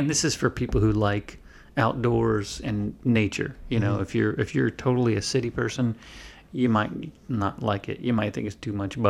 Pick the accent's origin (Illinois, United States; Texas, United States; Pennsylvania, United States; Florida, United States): Florida, United States; I grew up in Florida.